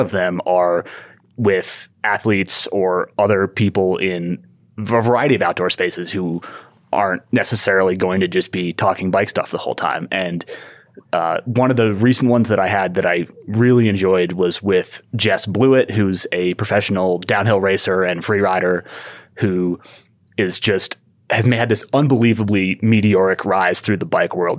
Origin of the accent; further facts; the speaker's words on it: Ithaca, New York, United States; moved away as an adult; also born or lived in Southern California; grew up in Ithaca, New York, and started mountain biking there when I was ten or eleven